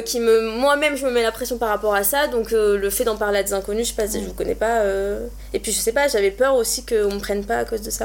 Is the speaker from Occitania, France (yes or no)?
yes; Montpellier, Occitania, France; moved away as an adult; now in Paris, France; je viens de Montpellier et je suis partie à Paris